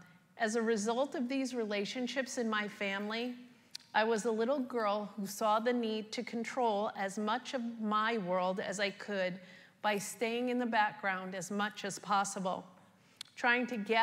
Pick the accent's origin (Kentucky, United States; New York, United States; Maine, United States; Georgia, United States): New York, United States; I was born and raised in New York with both parents, two older brothers, and one younger sister.